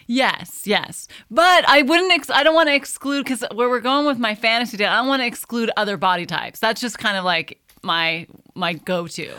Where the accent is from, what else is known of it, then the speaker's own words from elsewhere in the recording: California, United States; moved away as an adult; now in Tuscany, Italy; born and raised in California